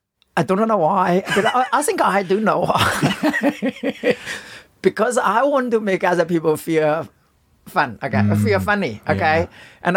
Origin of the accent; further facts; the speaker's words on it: China; English is a second language; In China.